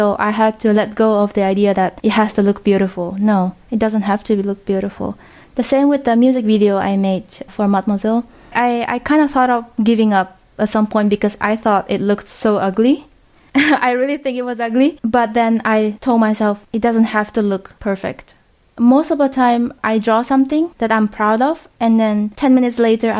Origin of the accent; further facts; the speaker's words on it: Japan; also born or lived in Vietnam / United States; now in Netherlands; So I am Vietnamese, but my family was in Japan, so I was born in Japan.